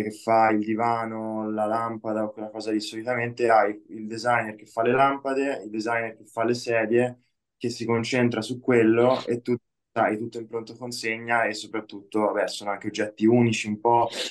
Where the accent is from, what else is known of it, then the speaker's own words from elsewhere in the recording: Lucca, Tuscany, Italy; qui a Lucca dove, da dove vengo io